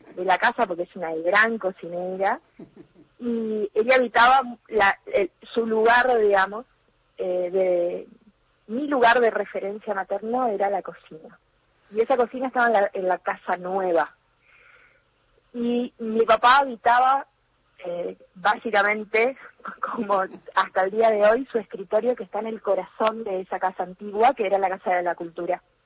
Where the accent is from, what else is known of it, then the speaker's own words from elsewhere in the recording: Alvear, Corrientes, Argentina; now in Corrientes, Argentina; cuando ellos vuelven a, eh, de, Corrientes a Alvear, eh, ya conmigo en brazos, porque yo nací aquí en Corrientes Capital